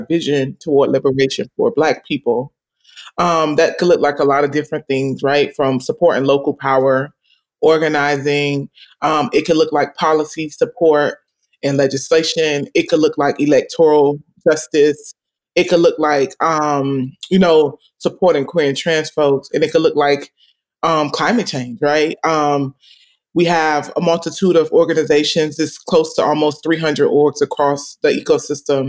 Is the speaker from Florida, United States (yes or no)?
yes; Miami, Florida, United States; I'm based here in Miami, Florida. I have been here my whole life.